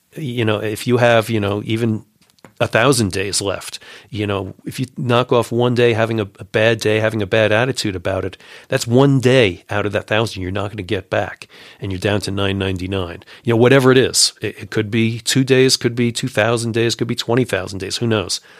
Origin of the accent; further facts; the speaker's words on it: Long Island, New York City area, United States; now in Colorado, United States; I grew up in New York City area, uh, on Long Island